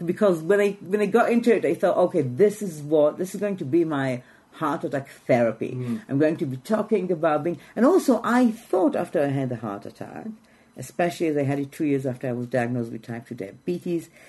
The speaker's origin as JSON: {"language": "English", "town": "Jerusalem", "country": "Israel", "tie": "born or raised there", "second_language": "English", "moved": "as an adult", "lives_now": "London, United Kingdom", "said": "I was born in Jerusalem"}